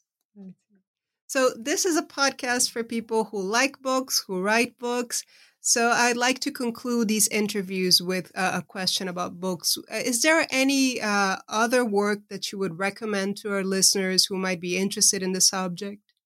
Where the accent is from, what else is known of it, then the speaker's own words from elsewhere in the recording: Brazil; moved away; I was raised in Brazil, but I've been living uh, over half of my life uh, outside of the country I was born